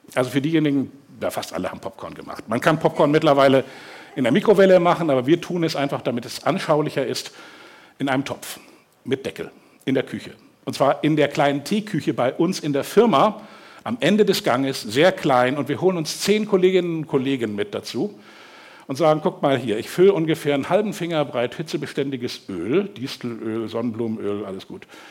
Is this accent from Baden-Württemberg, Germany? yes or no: no; Hamburg, Germany; ich bin aufgewachsen hier in Hamburg, im Westen dann. Lurop für diejenigen, die das kennen, das ist so ganz wirklich so an der Grenze zu Fenefeld